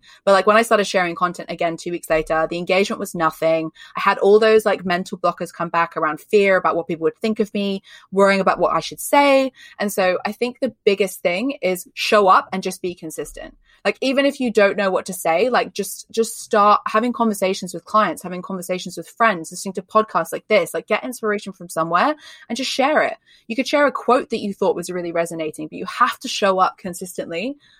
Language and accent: English; Australia; now in United Kingdom; So if you can't tell from my accent, I live in the UK. I'm not from the UK, I'm Australian, but I live in the UK, so I sound really English.